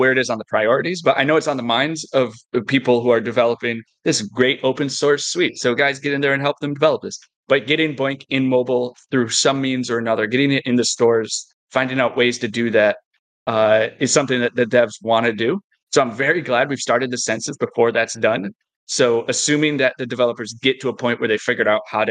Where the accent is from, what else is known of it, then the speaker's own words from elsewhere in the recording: United States; as an American